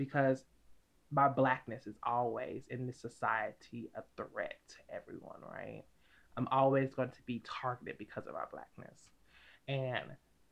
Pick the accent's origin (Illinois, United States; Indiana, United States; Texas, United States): Illinois, United States; Chicago; My parents are from Chicago. I'm from Chicago.